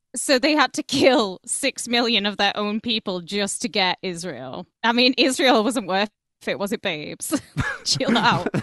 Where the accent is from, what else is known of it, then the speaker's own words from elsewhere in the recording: United Kingdom; we're all British